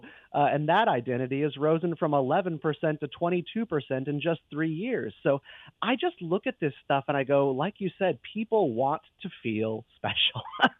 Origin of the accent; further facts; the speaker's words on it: Raleigh, North Carolina, United States; I'm up from the Raleigh, North Carolina area, so I'll just say that I'm a cousin of the Carolina life.